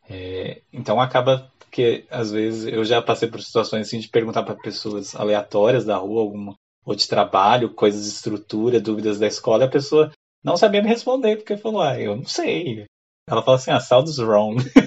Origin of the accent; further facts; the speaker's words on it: Brazil; now in Ireland; a gente brasileiro tem com a vergonha um pouco do, do nosso accent